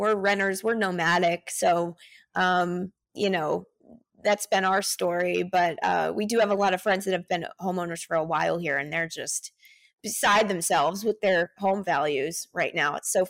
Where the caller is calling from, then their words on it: Austin, Texas, United States; I'm in Austin, Texas.